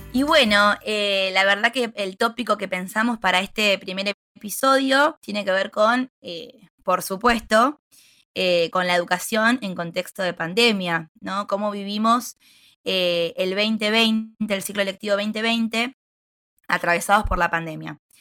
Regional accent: Bolívar, Buenos Aires Province, Argentina; soy de Bolívar, provincia de Buenos Aires

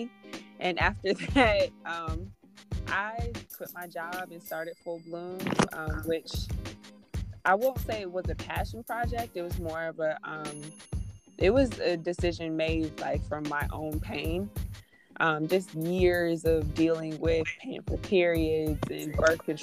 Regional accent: Stone Mountain, Georgia, United States; I'm from Stone Mountain, Georgia, two-parent household with my little sister

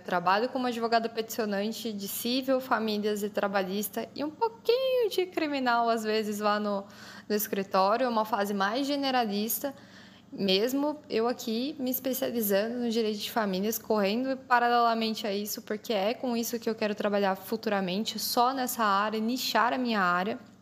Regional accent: interior of São Paulo state, Brazil; also born or lived in Guaratinguetá; eu também sou aqui do estado de São Paulo mas eu sou do interior. Hoje eu moro na cidade de Guaratinguetá

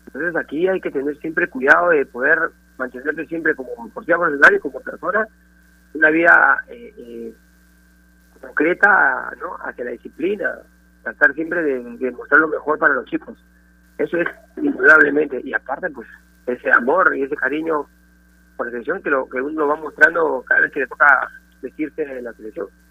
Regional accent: Peru; moved away as an adult; por el Perú, por, el, por mi país

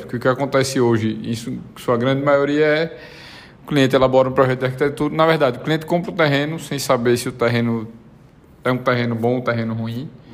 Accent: Brazil; also born or lived in Uruguay; como bom brasileiro e é, falante de português

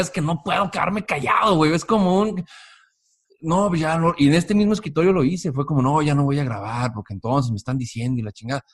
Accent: Mexico; Yo soy un mexicano que me levanto todos los días a trabajar

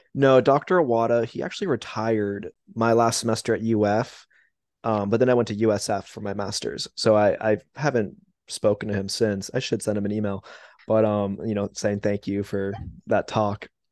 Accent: West Palm Beach, Florida, United States; I'm originally from West Palm Beach

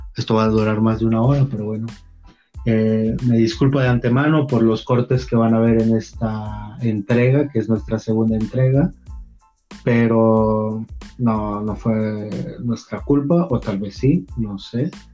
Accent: Chiapas, Mexico; Quiero regresar a mis chiapas

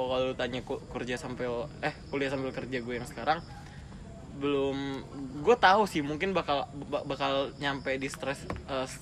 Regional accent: Kalimantan, Indonesia; gue gue tuh nggak bilang gue dari Kalimantan gue bilang gue dari Manado

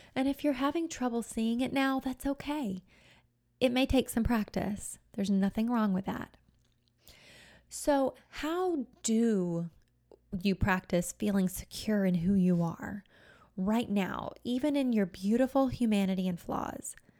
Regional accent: United States; being an American

